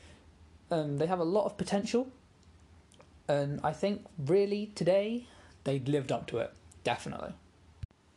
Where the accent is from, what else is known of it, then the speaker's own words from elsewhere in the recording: England, United Kingdom; As an Englishman